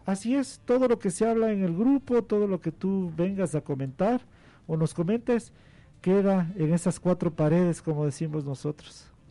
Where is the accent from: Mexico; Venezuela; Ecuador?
Ecuador; como muchos ecuatorianos